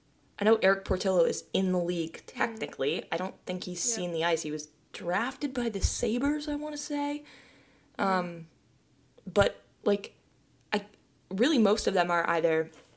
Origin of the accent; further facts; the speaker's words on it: Maine, United States; moved away; also born or lived in Jacksonville / Michigan; I'm from Maine.